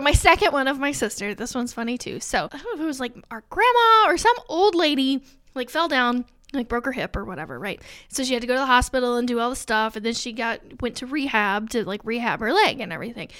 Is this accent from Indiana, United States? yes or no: yes; Alexandria, Indiana, United States; also born or lived in Dallas; we come from Alexandria. It's tiny